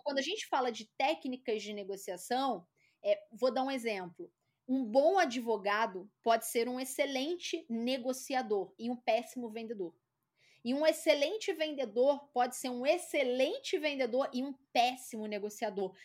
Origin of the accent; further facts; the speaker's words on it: Rio de Janeiro, Brazil; accent: carioca; moved away as an adult; now in São Paulo, Brazil; eu sou carioca, né? Esse sotaque puxado